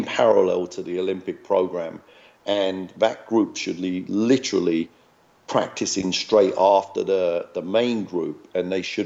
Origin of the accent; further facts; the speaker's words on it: London, United Kingdom; moved away as an adult; also born or lived in Hackney / Tower Hamlets / Iceland / Glasgow; I was born in Hackney. You know, I was raised in Waltham Forest